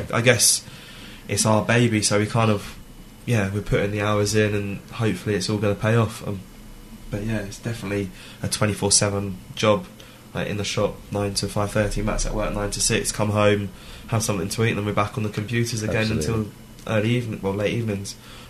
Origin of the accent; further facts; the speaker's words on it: Weybridge, South East England, United Kingdom; I was brought up in Weybridge, went to college in Weybridge, lived in Weybridge the last 24 years, my whole life.